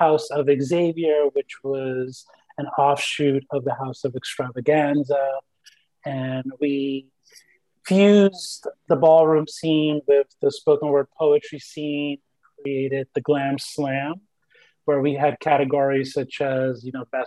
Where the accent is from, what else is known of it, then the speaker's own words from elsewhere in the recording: New York City, New York, United States; first language Spanish; English is a second language; I'm from Brooklyn, New York, originally